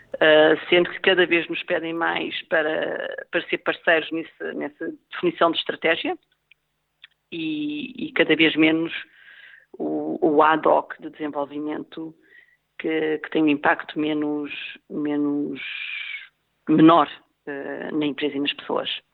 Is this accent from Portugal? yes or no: yes; Portugal; moved away as an adult; also born or lived in Vienna, Austria / Hong Kong; sou portuguesa